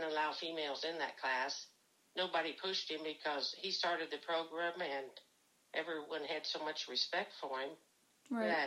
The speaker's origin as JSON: {"language": "English", "town": "Jamesport", "region": "Missouri", "country": "United States", "tie": "born or raised there", "said": "I was born and raised in Jamesport on a on a working farm."}